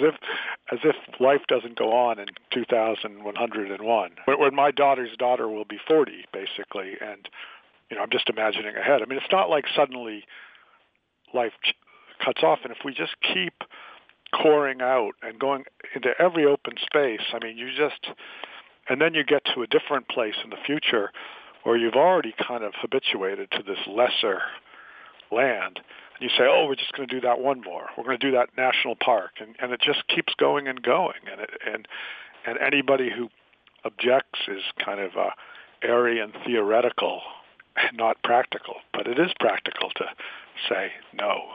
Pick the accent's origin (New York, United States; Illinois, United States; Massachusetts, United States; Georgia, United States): Massachusetts, United States; Worcester; moved away as an adult; also born or lived in Boulder, Colorado / Eldorado Springs, Colorado; now in North Carolina, United States; I had grown up in Worcester